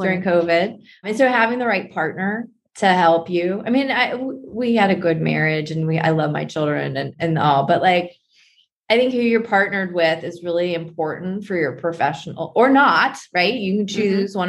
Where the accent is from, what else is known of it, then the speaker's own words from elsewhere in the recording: West Virginia, United States; I grew up in West Virginia